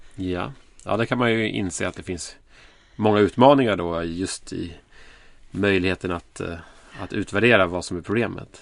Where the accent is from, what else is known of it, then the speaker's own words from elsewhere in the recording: Sweden; vi som svenskar